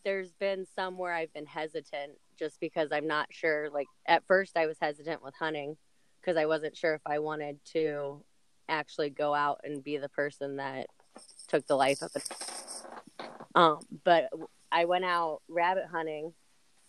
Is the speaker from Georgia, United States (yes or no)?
yes; Atlanta, Georgia, United States; moved away as an adult; now in Anchorage, United States; I originally grew up in Atlanta, Georgia, or a suburb right outside of Atlanta, and I lived there until I was 25